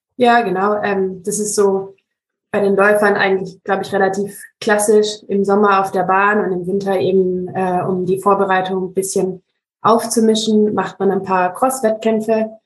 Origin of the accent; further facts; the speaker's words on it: Ravensburg, Baden-Württemberg, Germany; ich bin aus Ravensburg, aus Süddeutschland